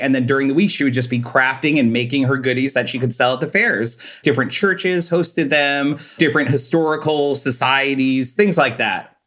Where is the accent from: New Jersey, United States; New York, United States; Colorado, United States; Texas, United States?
New York, United States; Long Island; Well, I'm originally from Long Island, New York. I grew up with my mom and dad and my older brother.